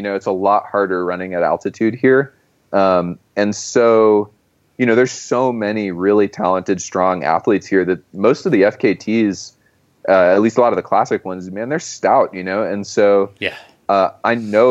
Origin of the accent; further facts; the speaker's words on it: Monterey, California, United States; moved away; I grew up in Monterey